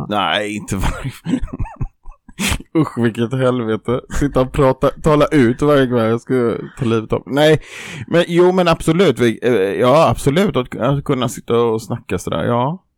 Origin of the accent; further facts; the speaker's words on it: Jönköping, Jönköping County, Sweden; Jag kommer från bibelbältet i Jönköping